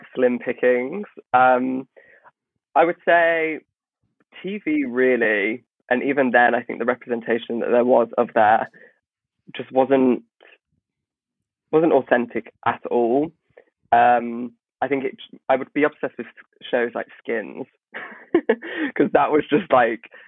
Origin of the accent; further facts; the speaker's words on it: Nuneaton, West Midlands, United Kingdom; moved away as an adult; now in London, United Kingdom; I come from the Midlands, by the way, from a very, very regional village